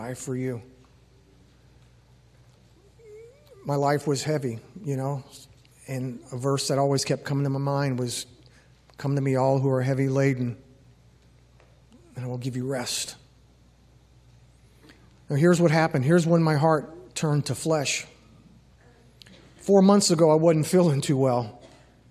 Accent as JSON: {"language": "English", "town": "New Orleans", "region": "Louisiana", "country": "United States", "tie": "born or raised there", "moved": "as an adult", "said": "I grew up in Louisiana for the first 18 years of my life. Grew up in New Orleans"}